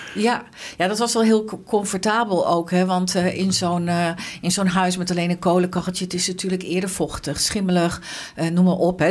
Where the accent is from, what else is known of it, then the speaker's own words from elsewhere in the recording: Arnhem, Gelderland, Netherlands; also born or lived in western Netherlands; ik, ik, ben geboren in Arnhem. Ehm, en ik heb als kind in Arnhem-Noord gewoond